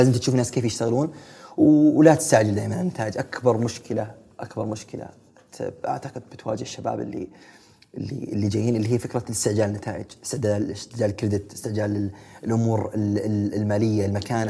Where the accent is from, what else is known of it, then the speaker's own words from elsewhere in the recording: Saudi Arabia; عندنا في السعودية